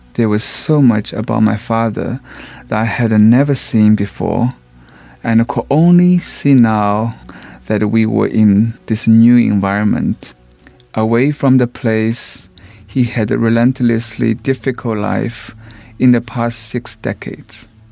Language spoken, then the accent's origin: English; Shanghai, China; moved away; I was raised in Shanghai, in a slum